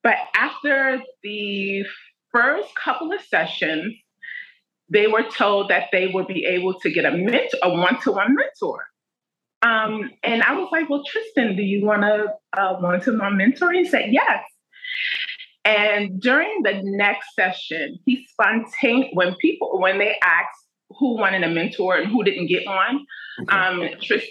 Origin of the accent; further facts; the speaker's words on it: New York City, New York, United States; I'm from Brooklyn, New York